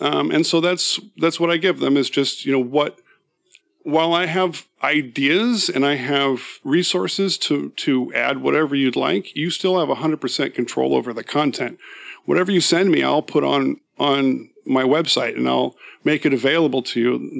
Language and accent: English; San Francisco Bay Area, California, United States; moved away as an adult; now in Seattle, United States; I grew up in the San Francisco Bay Area.